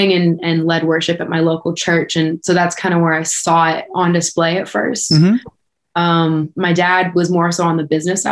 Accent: Oakville, Ontario, Canada; Born and raised just outside of Toronto, a town called Oakville. This has been home my whole life.

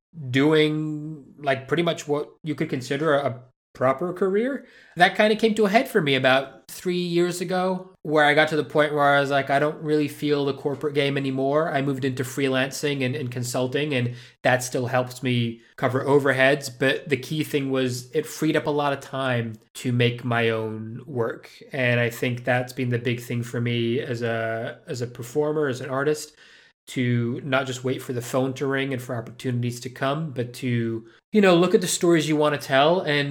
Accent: Madrid, Community of Madrid, Spain; moved away as an adult; also born or lived in United Kingdom; I was born in the UK, so legally I'm British, but I left when I was like five, and moved to Madrid and grew up in Spain and pretty much lived there till I was almost 20.

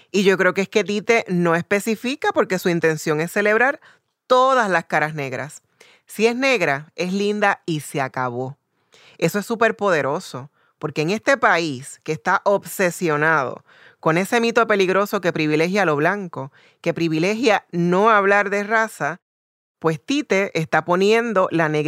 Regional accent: Puerto Rico; Inclusive me ha pasado hasta en el viejo San Juan. Me han preguntado que si en verdad soy puertorriqueña, parecería que soy muy negra para ser de mi país.

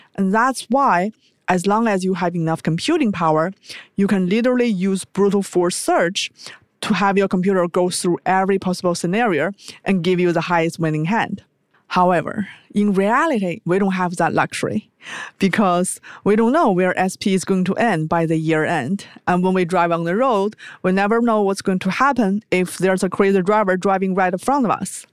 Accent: China; moved away as an adult; also born or lived in United States; I was born in China

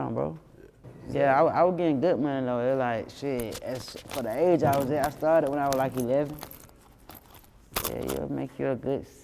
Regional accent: Atlanta, Georgia, United States; I'm from Zone 3. I run around here, Atlanta, doing what I'm doing in my neighborhoods

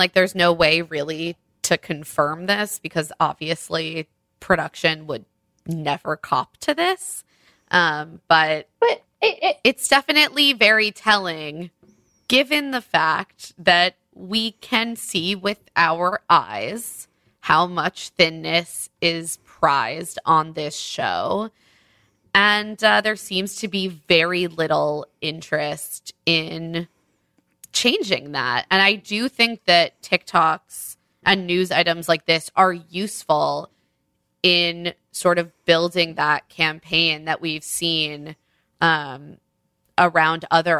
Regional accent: New York, United States; as a New Yorker, you should be aware of the fact that people very often recognize someone

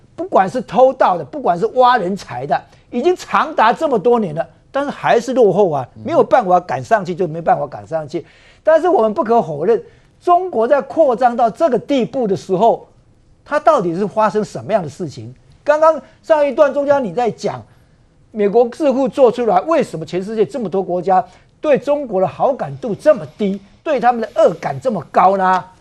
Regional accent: Taiwan; 作为一个台湾人

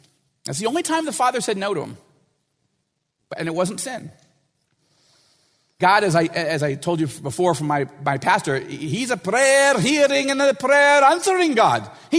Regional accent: Washington, United States; And I know this will sound like I'm from Washington, and I am.

